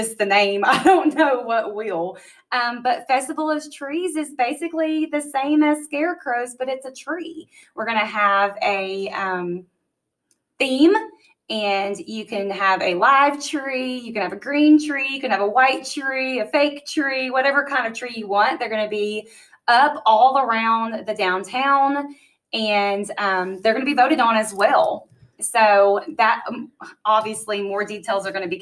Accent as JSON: {"language": "English", "town": "Covington", "region": "Tennessee", "country": "United States", "tie": "born or raised there", "also_born_or_lived": "Texas / Arizona", "said": "Covington, Tennessee. I'm so proud of where I'm from, and I'm proud to call Covington my hometown"}